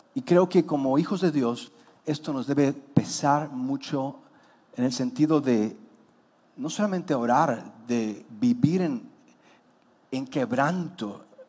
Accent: Mexico; hemos aportado los mexicanos

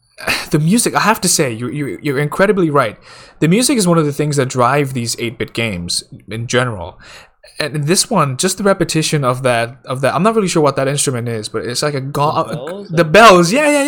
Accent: India; because I'm Indian, right?

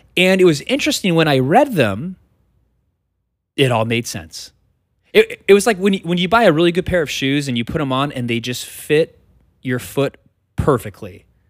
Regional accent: United States; we as American Christians in two thousand twenty-three

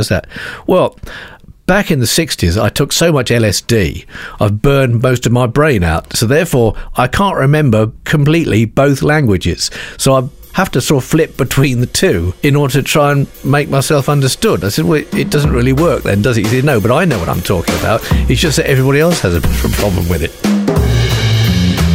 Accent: England, United Kingdom; I'm from England.

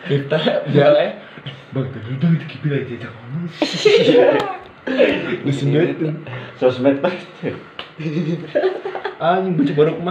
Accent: Jakarta, Indonesia; Kita orang Betawi. Ini orang Betawi nih

